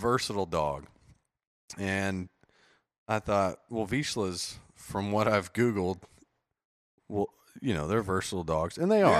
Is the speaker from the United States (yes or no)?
yes; West Virginia, United States; grew up in West Virginia. Just had to move once as a kid there, but mostly grew up deer hunting.